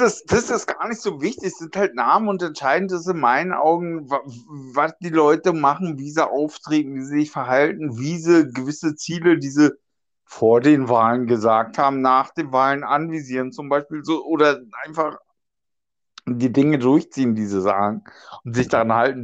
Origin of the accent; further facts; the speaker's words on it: Germany; ich komme ja aus, aus Deutschland, Europa